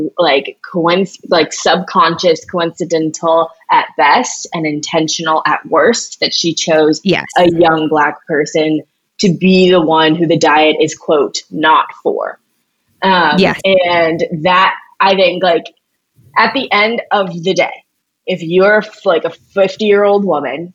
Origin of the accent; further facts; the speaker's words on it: St. Louis, Missouri, United States; also born or lived in Evanston, Illinois; I'm not from the Upper East Side, I'm from St. Louis